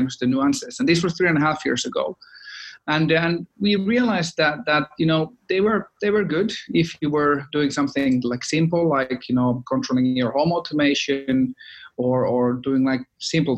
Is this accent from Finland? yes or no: yes; Finland; moved away; We are from Finland originally, so of course all Finns needed to do their mandatory Nokia stint